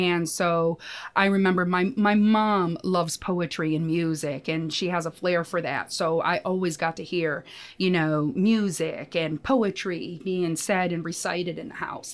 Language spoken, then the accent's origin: English; United States; I grew up in the States